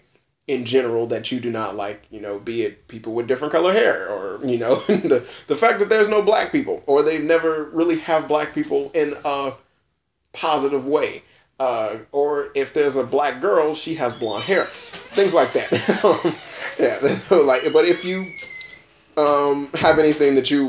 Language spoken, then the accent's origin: English; United States; I'm an American